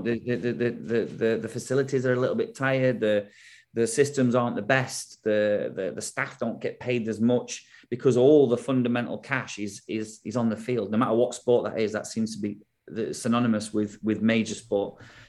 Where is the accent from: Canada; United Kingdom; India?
United Kingdom; England; moved away as an adult; also born or lived in United States; obviously we're English